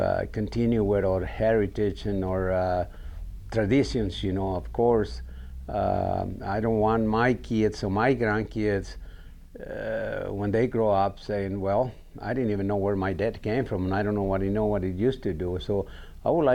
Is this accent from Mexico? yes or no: yes; Mexico; English is a second language; moved away as an adult; also born or lived in Illinois; now in Jackson, United States; I come from Mexico, and you know, Mexico back in those days, in my early years